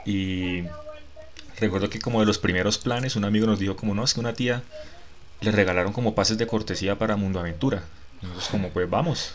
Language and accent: Spanish; Barrancabermeja, Santander, Colombia; moved away as an adult; now in Bogotá, Colombia; en Barranca, yo prácticamente que ni salí de Santander cuando vivía allá